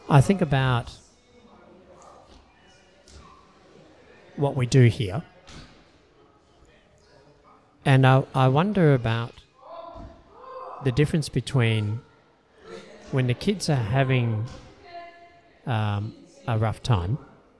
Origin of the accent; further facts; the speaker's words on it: Australia; I'm Australian-born Chinese